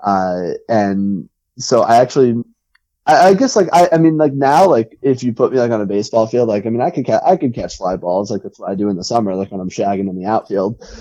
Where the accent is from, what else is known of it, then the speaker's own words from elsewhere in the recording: near Somerset, New Jersey, United States; I grew up in Central Jersey and like kind of near Somerset.